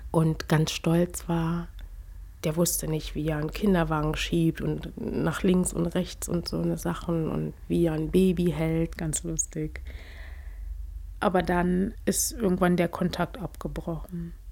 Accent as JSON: {"language": "German", "town": "Potsdam", "region": "Brandenburg", "country": "Germany", "tie": "born or raised there", "said": "Ich bin halt dort in Potsdam als einzige Farbige groß geworden."}